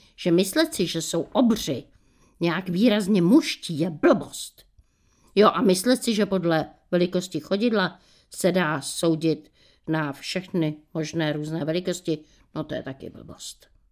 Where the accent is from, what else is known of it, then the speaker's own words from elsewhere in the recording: Bohemia, Czechia; u nás v Čechách